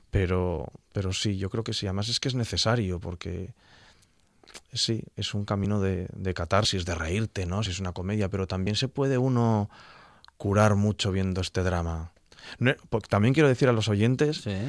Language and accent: Spanish; Gijón, Asturias, Spain; soy de Gijón